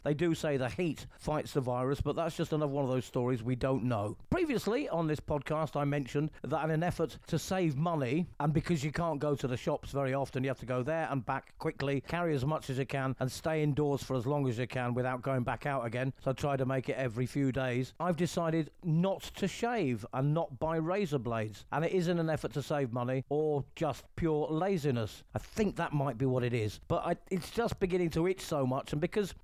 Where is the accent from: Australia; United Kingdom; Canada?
United Kingdom; England; now in Calahonda, Spain; I'm an English guy in Spain